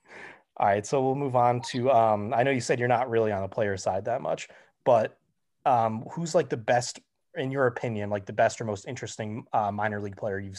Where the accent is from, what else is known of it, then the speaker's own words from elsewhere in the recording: Rochester, New York, United States; I'm from Rochester, New York, where the Red Wings are based.